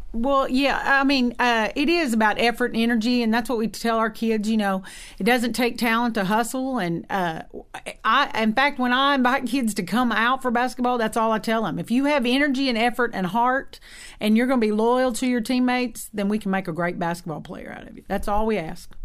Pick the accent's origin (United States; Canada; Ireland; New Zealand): United States; Ardmore, Oklahoma; moved away; also born or lived in Texas; We're both from Oklahoma, the Ardmore area